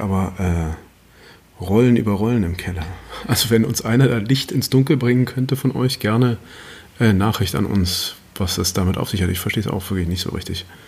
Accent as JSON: {"language": "German", "country": "Germany", "said": "wir Deutschen"}